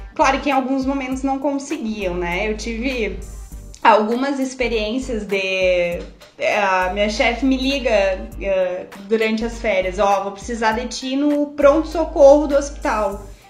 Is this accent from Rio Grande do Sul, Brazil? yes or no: yes; Santa Maria, Rio Grande do Sul, Brazil; Eu sou gaúcha, sou de Santa Maria, Rio Grande do Sul, vocês vão ouvir muito capaz, bate